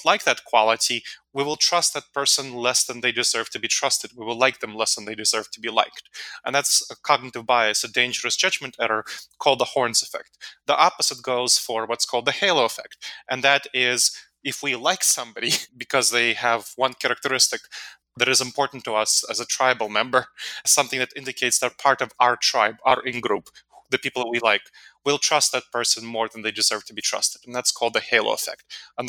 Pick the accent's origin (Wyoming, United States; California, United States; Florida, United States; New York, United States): New York, United States; New York City; And I grew up in New York City, so it wasn't as bad in New York